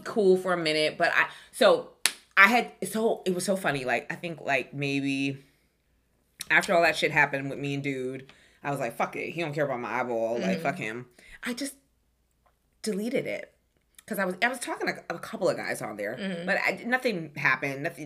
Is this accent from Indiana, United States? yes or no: no; New York, United States; we're both from New York. We're both from the same place